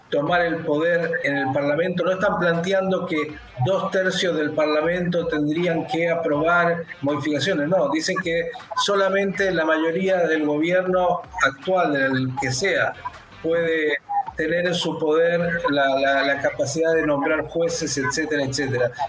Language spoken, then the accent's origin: Spanish; Argentina; aquí judíos, cristianos, musulmanes, agnósticos, convivimos